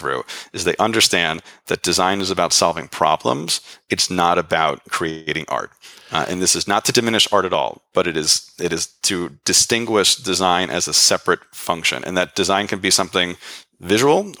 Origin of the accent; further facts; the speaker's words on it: New York City, New York, United States; as a New Yorker